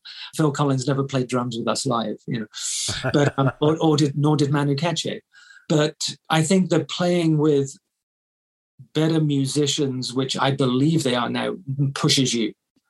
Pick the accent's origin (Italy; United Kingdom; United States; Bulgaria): United Kingdom; Bath, South West England; So Bath being my hometown, you know, you're the most famous person ever born there, basically.